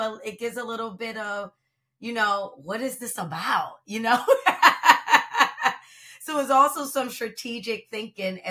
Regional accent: Philadelphia, Pennsylvania, United States; I'm not a transplant. I'm born and raised in Philadelphia.

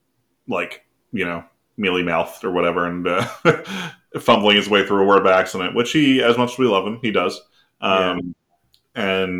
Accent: New Jersey, United States; we're both from New Jersey

